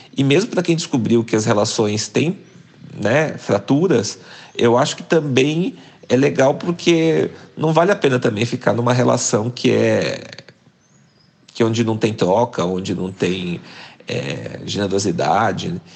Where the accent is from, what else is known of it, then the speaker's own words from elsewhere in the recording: Cambé, Paraná, Brazil; moved away as an adult; also born or lived in Curitiba / Germany; eu sou do interior do Paraná, nasci numa cidadezinha chamada